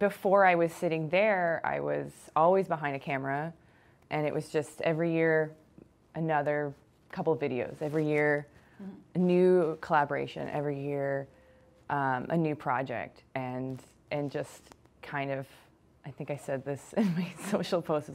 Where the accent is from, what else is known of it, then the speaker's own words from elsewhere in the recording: Kitchener-Waterloo, Ontario, Canada; now in Ottawa, Canada; I'm from Kitchener-Waterloo, so I was kind of involved in the University of Waterloo radio station.